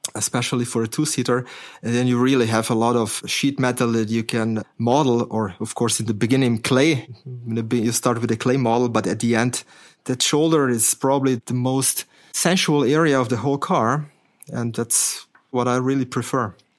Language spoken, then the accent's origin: English; Slovenia; moved away; I'm coming from Slovenia originally, yeah? So at that time, that country was called Yugoslavia.